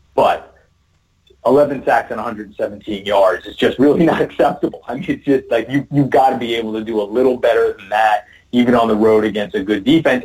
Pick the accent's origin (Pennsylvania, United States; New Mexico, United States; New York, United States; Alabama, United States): New York, United States; New York City; I'm from Queens